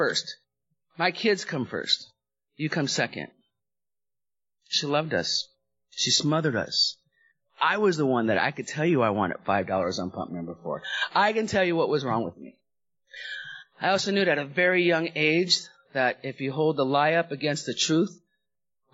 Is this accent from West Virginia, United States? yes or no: no; Los Angeles, California, United States; also born or lived in Hawaii; I grew up in the San Fernando Valley in Southern California. We went from Hawaii, lived there for about 5 years, and then I went to Southern California's home.